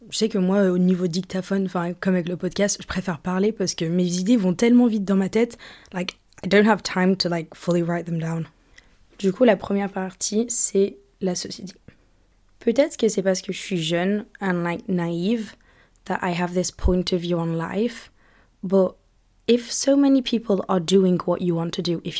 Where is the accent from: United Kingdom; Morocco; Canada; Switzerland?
United Kingdom; accent: British; now in France; j'ai encore l'accent british, mais j'ai plus trop l'accent euh, d'où je viens.